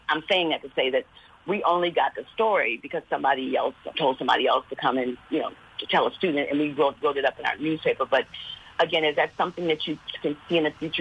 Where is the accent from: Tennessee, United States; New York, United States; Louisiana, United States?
Louisiana, United States; Baton Rouge; I'm actually from Baton Rouge, Louisiana, so I'm by LSU